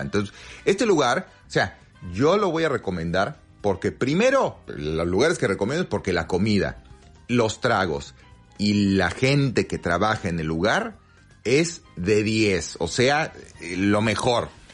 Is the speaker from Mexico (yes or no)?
yes; Mexico; now in Argentina; como se dice en mi pueblo, en México